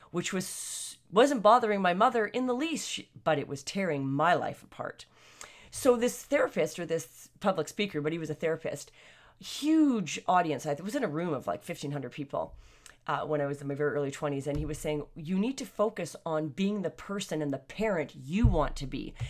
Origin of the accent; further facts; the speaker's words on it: Canada; I'm Canadian, and, uh, born and raised Canadians here for a number of generations.